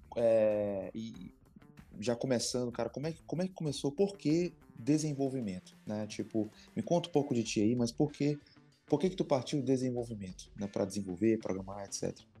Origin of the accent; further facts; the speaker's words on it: Maranhão, Brazil; nós, como maranhenses